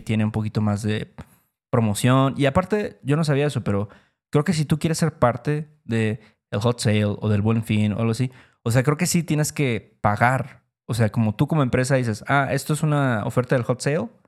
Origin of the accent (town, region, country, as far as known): Mexico